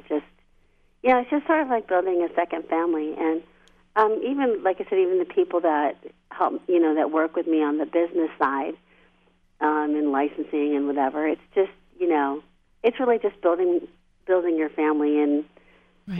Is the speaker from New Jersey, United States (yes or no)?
no; Indiana, United States; moved away as an adult; now in California, United States; i grew up in Indiana